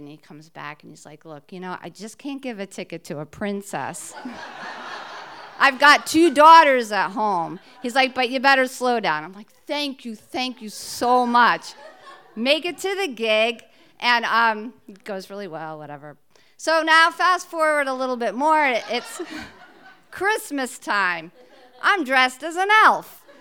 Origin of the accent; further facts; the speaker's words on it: New Jersey, United States; moved away as an adult; now in Cape Cod, United States; I'm originally from New Jersey, just outside New York City